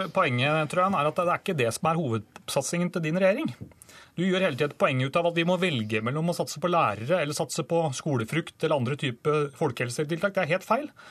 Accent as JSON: {"language": "Norwegian", "town": "Drammen", "region": "Buskerud", "country": "Norway", "tie": "born or raised there", "said": "min hjemby Drammen"}